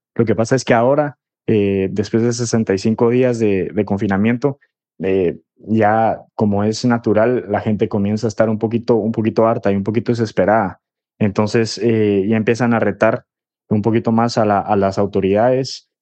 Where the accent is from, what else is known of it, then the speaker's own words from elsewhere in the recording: Guatemala; now in Madrid, Spain; soy periodista guatemalteco, vivo en Madrid